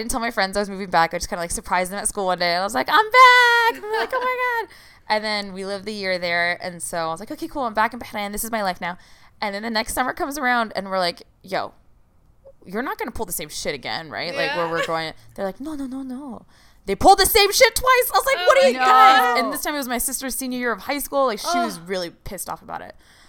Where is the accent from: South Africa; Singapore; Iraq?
Iraq; I would never used to be, like, I'm from Iraq and stuff like that.